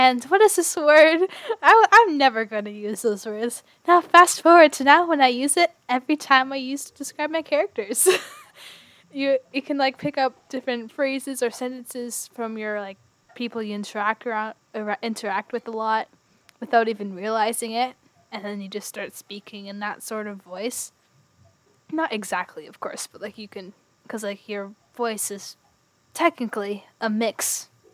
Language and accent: English; Canada; as a Canadian